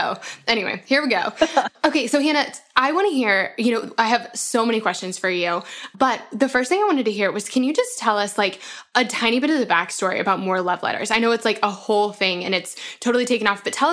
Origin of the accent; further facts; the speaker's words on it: Colorado, United States; I'm from Colorado and I went to school in Boulder